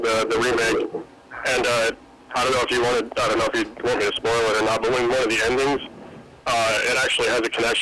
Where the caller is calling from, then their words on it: Illinois, United States; I'm from Illinois.